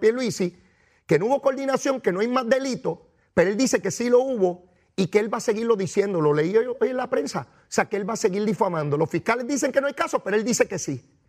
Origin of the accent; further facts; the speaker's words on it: San Juan, Puerto Rico; Eso yo lo aprendí en Capetillo, en Río Piedra, de donde yo vengo